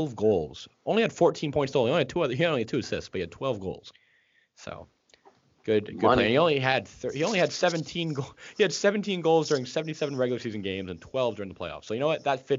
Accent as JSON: {"language": "English", "town": "Tampa", "region": "Florida", "country": "United States", "tie": "born or raised there", "moved": "as an adult", "lives_now": "Chicago, United States", "said": "I am from Tampa. I've been there since I was 5 years old. So I moved there, and I lived there until I went to college"}